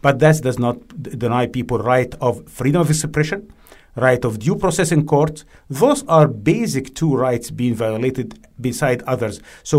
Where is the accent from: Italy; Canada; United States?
Canada; based on our understanding of this as Canadian.